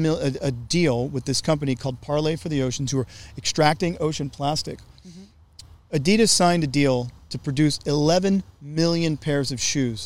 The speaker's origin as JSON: {"language": "English", "region": "Gulf Coast of Louisiana", "country": "United States", "tie": "born or raised there", "said": "I grew up in the most oil-heavy state, I guess other than Texas. I'm from Louisiana. But I'm from the Gulf Coast of Louisiana. And I want to say from Baton Rouge to New Orleans"}